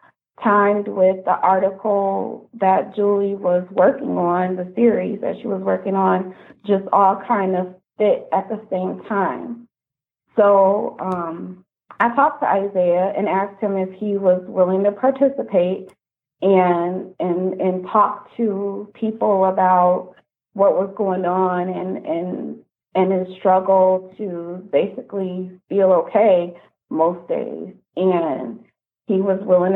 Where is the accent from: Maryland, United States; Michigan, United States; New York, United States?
Michigan, United States; Kalamazoo; I'm from Kalamazoo